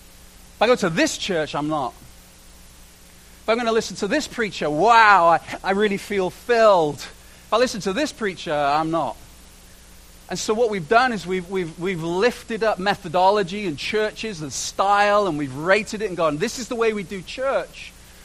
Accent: Canada; you know, and I'm a Canadian, I'm a citizen, and I bought in totally to this, yeah, we're all friends, kind of.

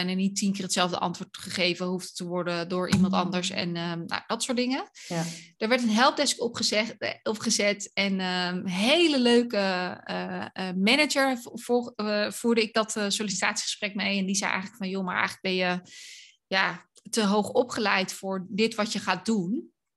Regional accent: Dordrecht, South Holland, Netherlands; moved away as an adult; also born or lived in Tilburg / Hilversum; now in Loosdrecht, Netherlands; ik ben opgegroeid in Dordrecht.

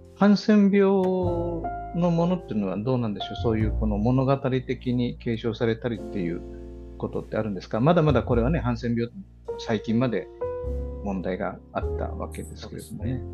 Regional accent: Okinawa, Japan; also born or lived in Kanto; 僕も小座で生まれましたけどあの3歳の時に関東に行ったので物心ついた時にはもう、関東の住人だったんですね。はい、で小学校4年生の時に沖縄に帰ってきた

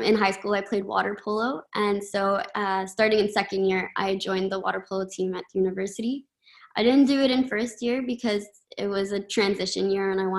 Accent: Ottawa, Ontario, Canada; I'm from Ottawa, and I've been fortunate enough to get to know the campus over the course of my elementary, middle, high school

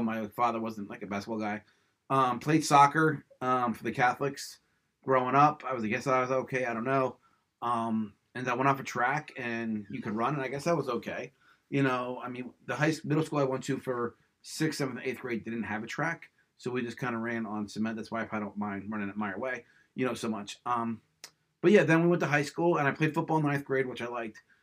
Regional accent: Levittown, Pennsylvania, United States; also born or lived in Central Bucks, Pennsylvania; we grew up in Levittown

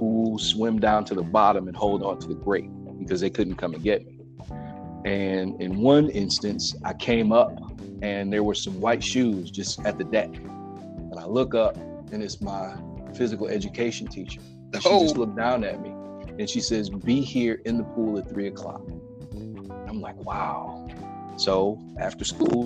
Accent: Highland Park, Michigan, United States; moved away as an adult; also born or lived in Detroit, Michigan; now in Las Vegas, United States; I grew up in Highland Park, Michigan, which is a small city relative to Detroit

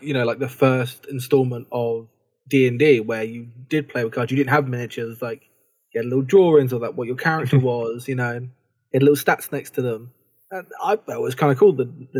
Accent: United Kingdom; being British didn't really help us over here.

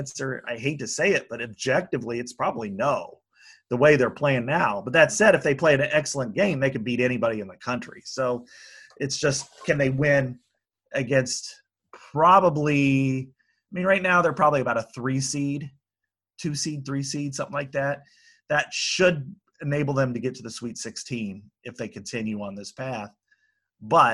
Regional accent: Iowa, United States; moved away; also born or lived in St. Joseph, Missouri; I'm from Iowa

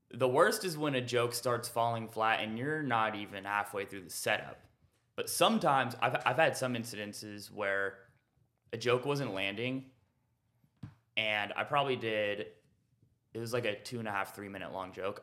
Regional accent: Renton, Washington, United States; now in Austin, United States; I'm originally from Renton, Washington.

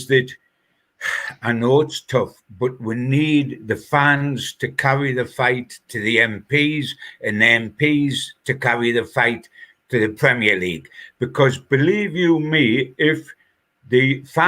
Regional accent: Newcastle upon Tyne, North East England, United Kingdom; as a Geordie

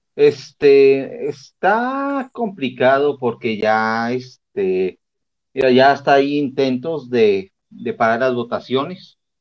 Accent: Mexico; nosotros como mexicanos

